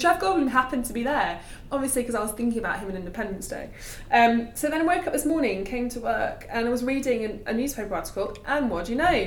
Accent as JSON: {"language": "English", "town": "Nottingham", "region": "East Midlands", "country": "United Kingdom", "tie": "born or raised there", "said": "obviously I'm from Nottingham"}